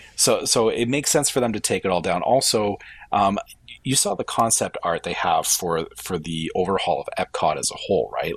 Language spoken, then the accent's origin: English; Canada; as a Canadian